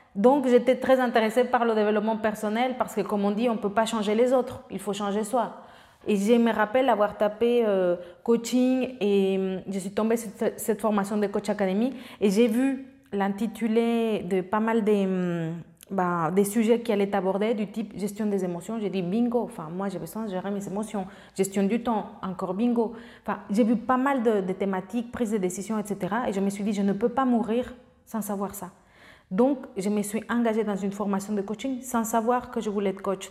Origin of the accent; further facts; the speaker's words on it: Mexico; French is a second language; moved away as an adult; also born or lived in France; j'avais aucun lien avec la France, j'ai fait pas toutes mes études là-bas, donc jusqu'au collège et après j'ai eu la chance d'avoir euh, une bourse pour aller au lycée français de Mexico parce que j'avais des bonnes notes au collège et au lieu de faire trois ans de lycée, j'en ai fait quatre parce que je ne parlais pas le français